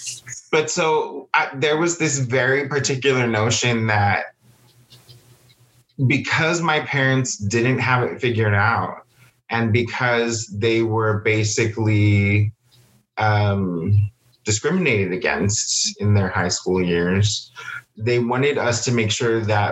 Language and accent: English; Texas, United States; also born or lived in San Antonio, Texas; I was born in San Antonio and then we moved to a different area of Texas